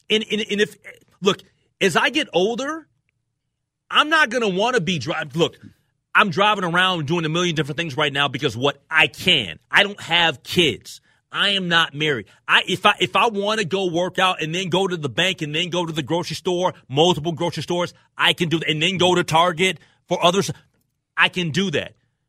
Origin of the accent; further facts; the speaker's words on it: New York, United States; I'm a New Yorker.